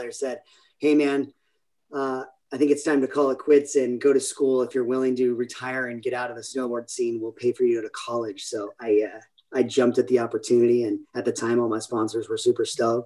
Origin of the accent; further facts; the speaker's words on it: San Clemente, California, United States; originally from San Clemente, California, little beach town here in Southern California, in Orange County